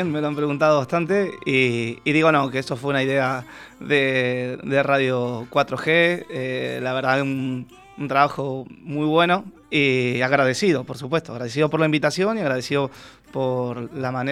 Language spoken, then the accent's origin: Spanish; Argentina; uno facilita eh, a veces la manera de hablar para que te entiendan, porque si hablo como, en Argentina, pues hablas rápido